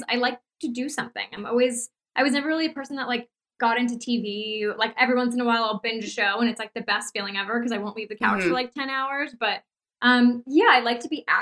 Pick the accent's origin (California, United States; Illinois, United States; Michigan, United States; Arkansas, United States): California, United States; Los Angeles; moved away as an adult; also born or lived in New York; I grew up in Los Angeles. I moved to New York when I was 18